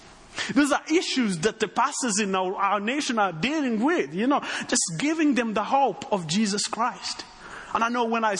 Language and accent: English; Rwanda; accent: Texan; Well, me, I come from Rwanda, but I have a little bit of a Texan accent.